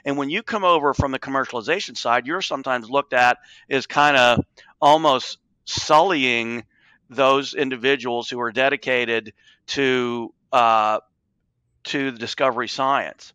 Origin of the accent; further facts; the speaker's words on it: Appalachia, United States; I grew up in Appalachia. I watched the steel industry and pottery industry disintegrate